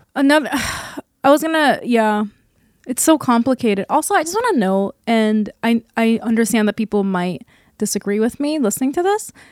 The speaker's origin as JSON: {"language": "English", "country": "South Korea", "tie": "born or raised there", "moved": "yes", "lives_now": "United States", "said": "Living in and growing up in Korea"}